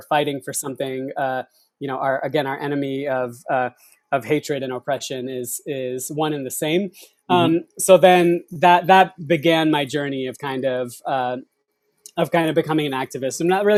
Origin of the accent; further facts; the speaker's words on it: United States; as a Sikh, right? So growing up in this country with those identities